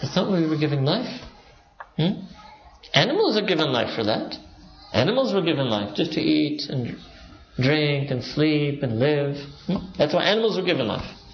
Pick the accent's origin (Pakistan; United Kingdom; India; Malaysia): Pakistan; I'm Pakistani